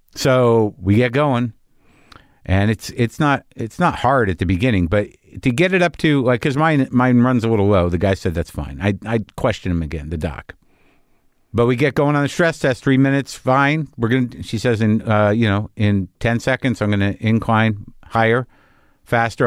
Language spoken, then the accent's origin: English; New Mexico, United States; I grew up in New Mexico